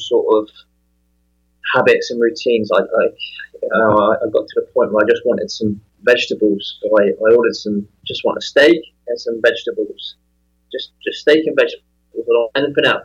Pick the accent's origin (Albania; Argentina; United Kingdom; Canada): United Kingdom; England; moved away as an adult; also born or lived in Las Vegas; Growing up in England, I spent 28 years there